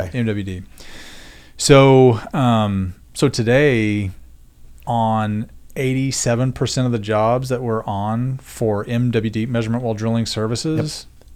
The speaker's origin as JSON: {"language": "English", "region": "Oklahoma", "country": "United States", "tie": "born or raised there", "also_born_or_lived": "Denver", "moved": "as an adult", "said": "I grew up in Oklahoma, and as Josh said, I went to school at Oklahoma State"}